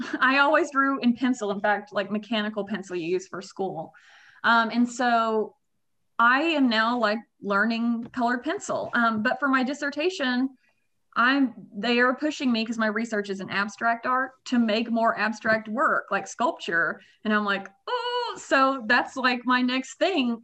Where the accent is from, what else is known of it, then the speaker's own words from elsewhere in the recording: Russellville, Arkansas, United States; also born or lived in Kansas; born and raised, went there, you know, all my school